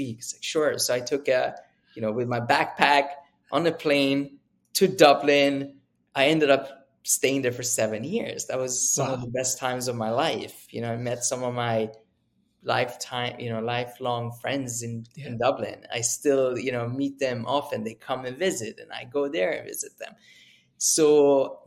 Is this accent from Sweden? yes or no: yes; Sweden; moved away as an adult; also born or lived in Uppsala, Sweden / United Kingdom; I grew up in Sweden